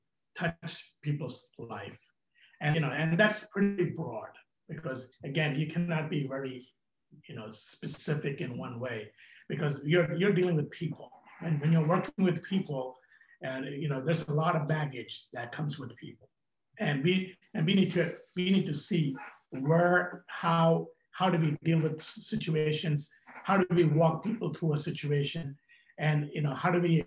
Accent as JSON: {"language": "English", "town": "New York City", "region": "New York", "country": "United States", "tie": "born or raised there", "also_born_or_lived": "India", "said": "I grew up in Brooklyn"}